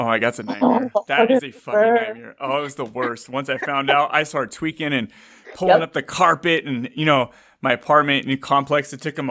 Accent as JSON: {"language": "English", "area": "Bay Area", "region": "California", "country": "United States", "tie": "born or raised there", "lives_now": "Fresno, United States", "said": "I've lived here my whole life in California. I was born and raised in the Bay Area. Now I'm in Fresno, which is in between you and the Bay Area."}